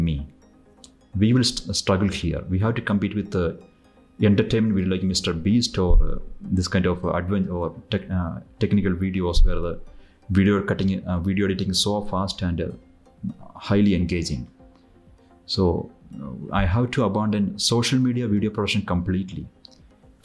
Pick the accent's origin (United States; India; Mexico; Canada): India; I am from India.